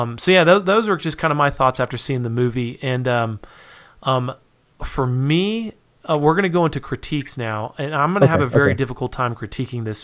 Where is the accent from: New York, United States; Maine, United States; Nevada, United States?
Nevada, United States; Reno; now in Utah, United States; I grew up in Reno, Nevada